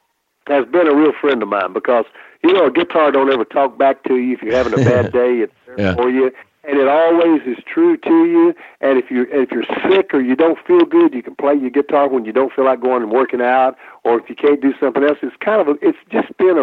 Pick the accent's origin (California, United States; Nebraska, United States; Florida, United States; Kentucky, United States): Kentucky, United States; I'm from Kentucky here